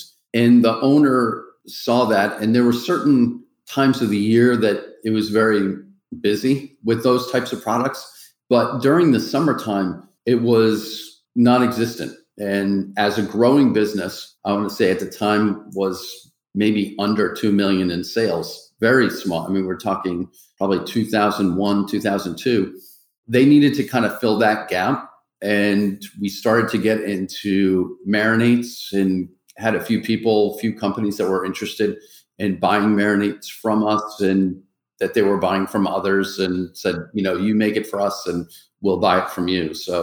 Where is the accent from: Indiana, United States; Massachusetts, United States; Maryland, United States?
Massachusetts, United States; I'm from Massachusetts